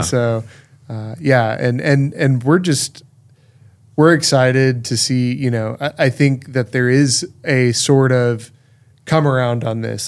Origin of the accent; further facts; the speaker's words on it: Texas, United States; I was born and raised in Texas